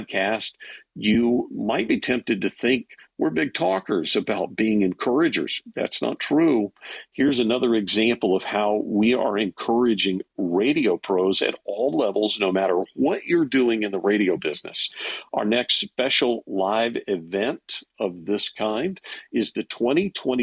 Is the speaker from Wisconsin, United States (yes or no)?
no; Louisiana, United States; I'm from Louisiana